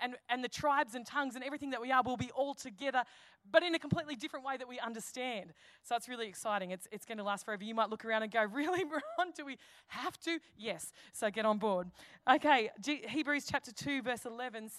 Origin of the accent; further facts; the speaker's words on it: Campbelltown, New South Wales, Australia; I'm an Aussie. I'm a fair dinkum, true blue, 2560 Aussie, Campbelltown.